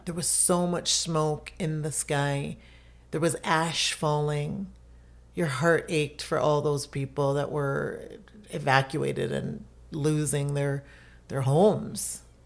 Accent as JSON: {"language": "English", "country": "Jamaica", "moved": "yes", "lives_now": "Florida, United States", "said": "I'm Jamaican, I've been through hurricanes, we live in Florida"}